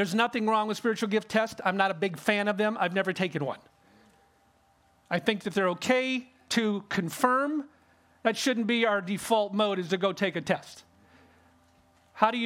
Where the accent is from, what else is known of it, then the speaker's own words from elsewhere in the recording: California, United States; I grew up in California